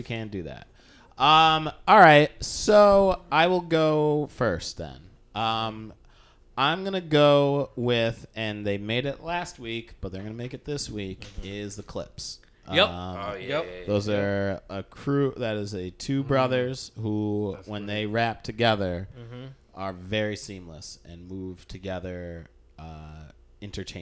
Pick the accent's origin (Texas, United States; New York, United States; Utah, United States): New York, United States; upstate; Those upstate towns that are burnt out, that don't have shit to live. I'm from one